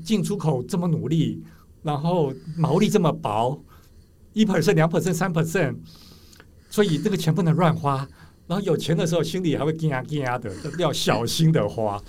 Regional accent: Taiwan; 我们台湾人本来就是很习惯卖肝、努力工作上班的

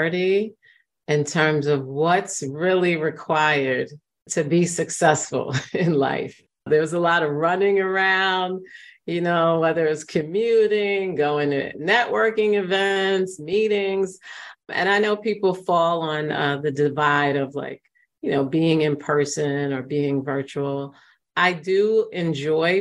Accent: New York City, New York, United States; I grew up in the Bronx in New York, and there's been a lot of gentrification, but the Bronx was a very rough area when I was growing up there

